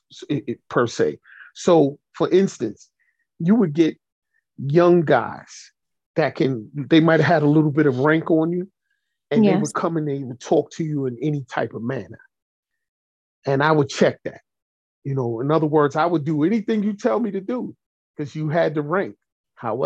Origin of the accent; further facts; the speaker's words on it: New York City, New York, United States; I was born and raised in Brooklyn